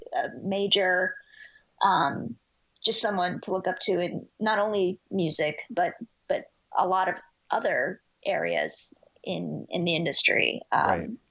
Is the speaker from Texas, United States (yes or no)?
yes; Dallas, Texas, United States; also born or lived in Houston, Texas; I was born in Houston, Texas, but uh, we moved to Dallas when I was really young, probably three years old.